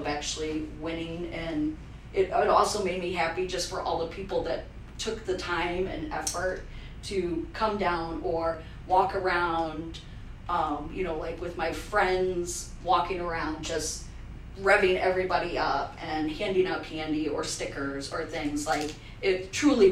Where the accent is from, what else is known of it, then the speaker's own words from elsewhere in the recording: Fostoria, Ohio, United States; also born or lived in Cleveland, Ohio; I grew up in Foster